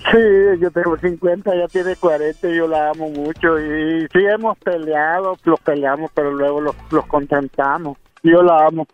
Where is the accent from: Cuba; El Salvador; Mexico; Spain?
El Salvador; moved away; yo soy del Salvador